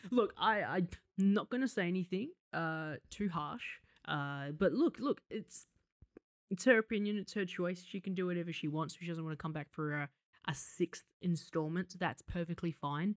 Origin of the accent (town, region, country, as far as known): Australia